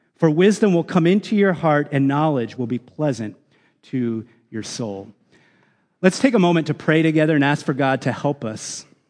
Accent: United States; as American citizens

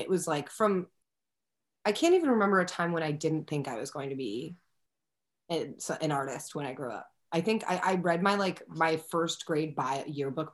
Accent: Philadelphia, Pennsylvania, United States; now in Brooklyn, United States; I'm from Philadelphia. I was living in Philadelphia at the time with my parents

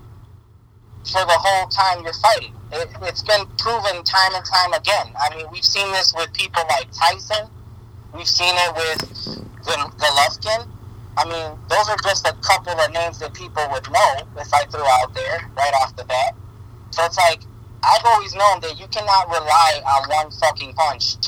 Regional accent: United States; I'm American of Puerto Rican descent

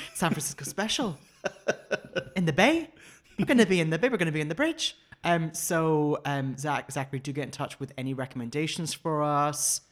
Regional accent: Spain; born or raised there; now in California, United States

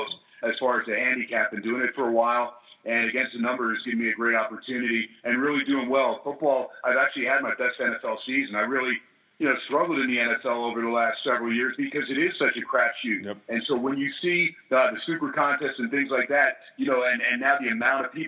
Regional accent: New Jersey, United States; also born or lived in California; now in Las Vegas, United States; I'm initially from Jersey, but I transplanted to California

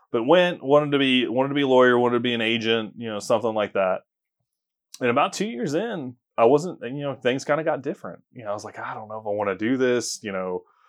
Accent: Tulsa, Oklahoma, United States; moved away as an adult; now in Oklahoma City, United States; I grew up in Tulsa, Oklahoma

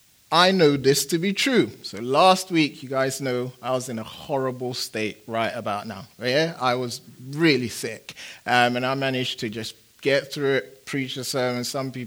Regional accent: England, United Kingdom; also born or lived in Phoenix, United States; I'm a big soccer fan. I am, because I'm from England.

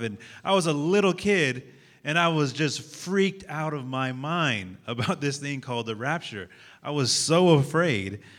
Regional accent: San Francisco, California, United States; I'm from San Francisco, California

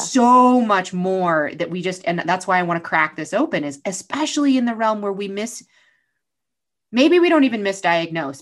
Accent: New York, United States; I grew up in New York

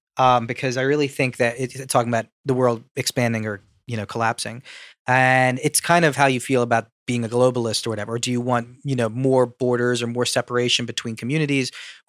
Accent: United States; I, as an American, don't want to see.

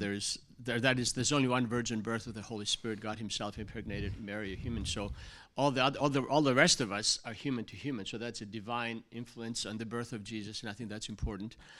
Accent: Greece; moved away; growing up in Greece

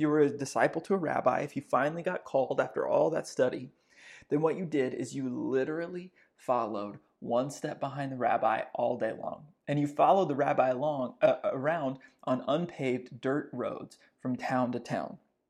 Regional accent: Texas, United States; I grew up Southern Baptist in Northeast Texas.

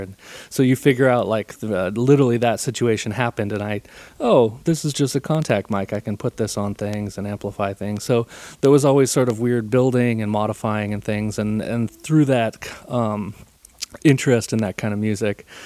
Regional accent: Encinitas, California, United States; I grew up in San Diego. I grew up in Encinitas, California.

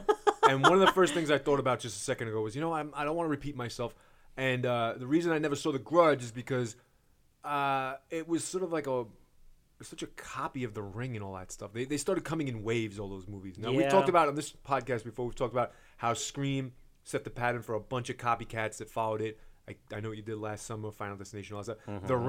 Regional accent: Brooklyn, New York, United States; And I'm from Coney Island, Brooklyn.

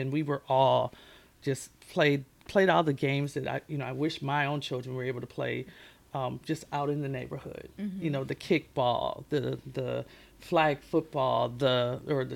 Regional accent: Minneapolis, Minnesota, United States; I'm from Minneapolis, Minnesota

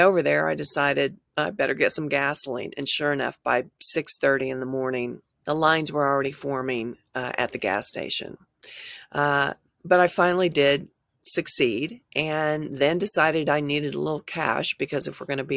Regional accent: Tulsa, Oklahoma, United States; moved away as an adult; also born or lived in California; I grew up in Tulsa. Although I spent 18 years in California

